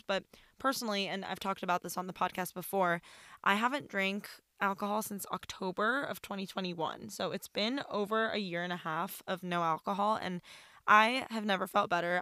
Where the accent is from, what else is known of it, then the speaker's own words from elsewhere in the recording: Iran; now in United States; I'm from Iran. I'm Persian.